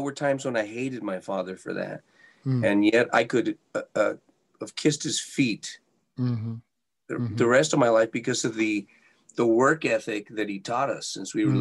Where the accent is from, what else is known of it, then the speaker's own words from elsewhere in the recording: Santa Fe, New Mexico, United States; now in Las Vegas, United States; We grew up in Santa Fe, New Mexico, in a very a humble home